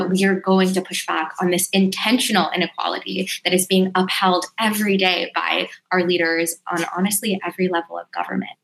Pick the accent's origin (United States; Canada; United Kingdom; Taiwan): United States; New York City, New York; I was actually born and raised in Elmhurst, Queens